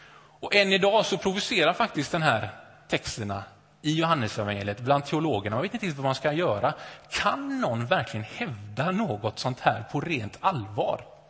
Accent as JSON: {"language": "Swedish", "town": "Gothenburg", "region": "Västra Götaland", "country": "Sweden", "tie": "born or raised there", "said": "Jag är uppvuxen i, uppvuxen i Åkered, Näset, västra Göteborg, övre medelklass."}